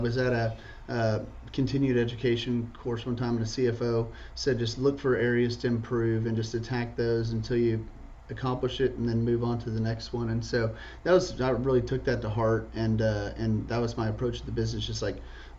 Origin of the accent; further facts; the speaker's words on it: Dallas, Texas, United States; born and raised in Dallas, Texas. Graduated from SMU and got my master's in accounting there as well.